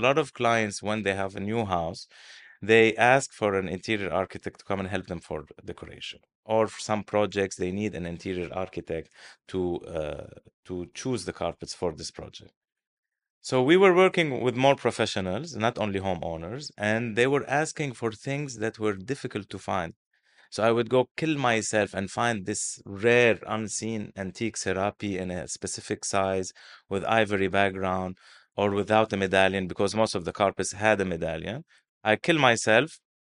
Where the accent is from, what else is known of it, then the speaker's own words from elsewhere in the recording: Beirut, Beirut Governorate, Lebanon; moved away as an adult; now in Dubai, United Arab Emirates; my hometown is Beirut, and I'm always a little bit homesick for Beirut